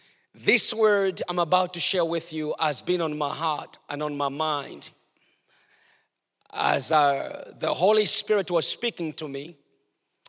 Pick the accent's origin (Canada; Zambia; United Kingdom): Zambia; Chingola, Copperbelt Province; moved away; in a place where I was born in Chingola, Zambia, where I was born